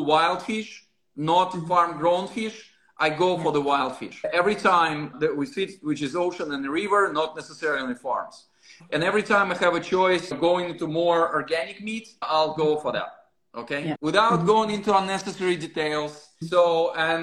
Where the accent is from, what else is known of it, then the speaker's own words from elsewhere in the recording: Russia; moved away; I'm originally from Russia